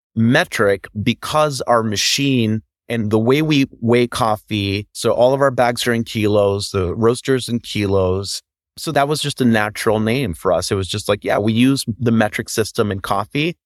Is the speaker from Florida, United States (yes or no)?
yes; Orlando, Florida, United States; also born or lived in Puerto Rico; now in Chicago, United States; I was born here in Chicago, raised in Puerto Rico. So I was there until I was eight years old, moved to Florida. So I consider Florida home